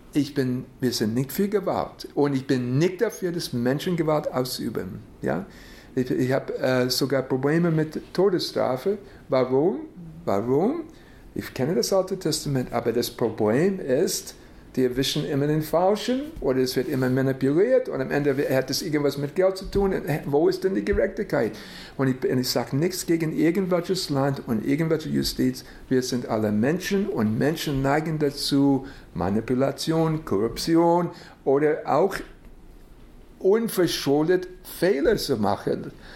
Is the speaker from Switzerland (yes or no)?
no; United States; Ich bin in den USA geboren